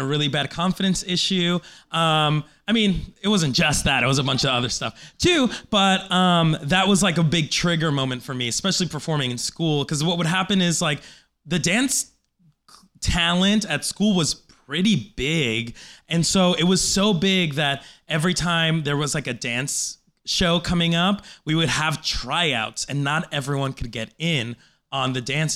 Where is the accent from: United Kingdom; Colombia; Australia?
Colombia; now in United States; I was born in Colombia